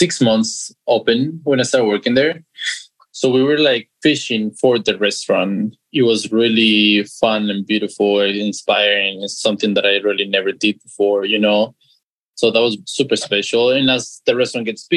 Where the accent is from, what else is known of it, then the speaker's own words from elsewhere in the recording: Guadalajara, Jalisco, Mexico; moved away as an adult; also born or lived in Tulum, Mexico; I'm from Mexico. I grew up in Guadalajara, Jalisco, and I lived there until when I was 19